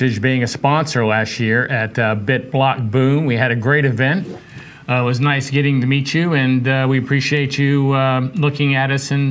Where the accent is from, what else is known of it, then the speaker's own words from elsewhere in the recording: Charleston, South Carolina, United States; moved away as an adult; also born or lived in Texas; I grew up downtown on the Battery when I was a young kid, and then in second grade we moved out to James Island. I used to surf at Folly Beach, went to James Island High School, went to College of Charleston for a while, and then moved out to Texas